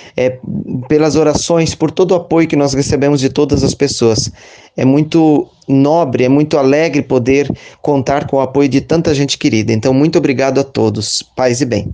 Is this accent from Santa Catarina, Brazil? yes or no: yes; Rodeio, Santa Catarina, Brazil; sou natural de Rodeio, Santa Catarina